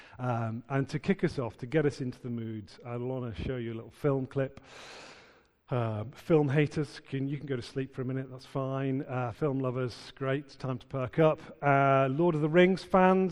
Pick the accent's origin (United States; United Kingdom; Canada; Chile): United Kingdom; Merseyside, North West England; moved away as an adult; also born or lived in Newcastle; I ignored God for the first 20 years of my life growing up in Merseyside